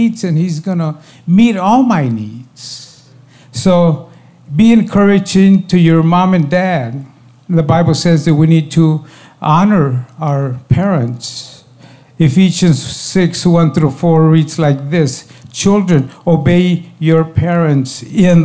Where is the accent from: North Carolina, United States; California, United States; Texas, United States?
Texas, United States; born or raised there